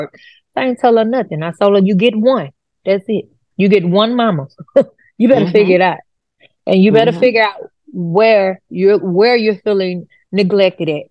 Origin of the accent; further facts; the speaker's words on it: Houston, Texas, United States; I grew up in Fifth Ward area